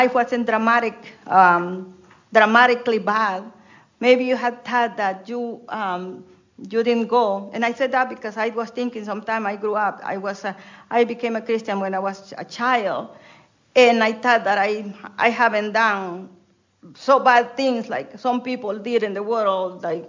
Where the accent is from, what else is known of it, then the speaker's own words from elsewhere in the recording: Honduras; English is a second language; now in United States; when I was in Honduras, I didn't speak English when I came to the States, and I still have broken English